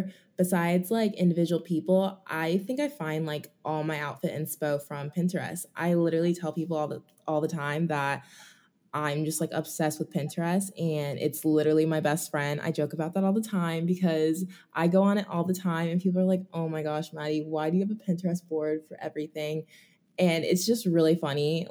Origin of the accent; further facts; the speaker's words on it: Raleigh, North Carolina, United States; moved away as an adult; My hometown is Raleigh, North Carolina